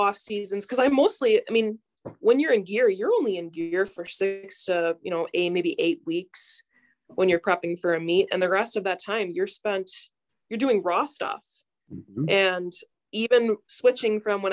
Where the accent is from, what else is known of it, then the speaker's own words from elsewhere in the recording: Plymouth, Wisconsin, United States; moved away as an adult; now in Green Bay, United States; I'm originally from Plymouth, Wisconsin